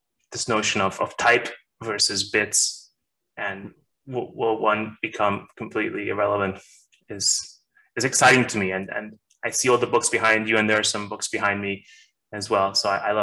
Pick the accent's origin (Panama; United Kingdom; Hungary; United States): Hungary; moved away; I'm originally from Hungary. That's my home, I guess